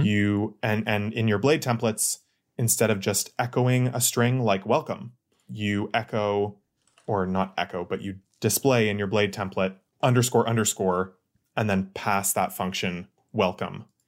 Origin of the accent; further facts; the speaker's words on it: Ottawa, Ontario, Canada; I'm from Ottawa